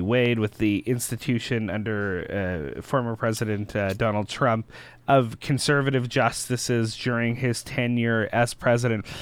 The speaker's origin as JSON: {"language": "English", "country": "Canada", "said": "we as concerned Canadian citizens"}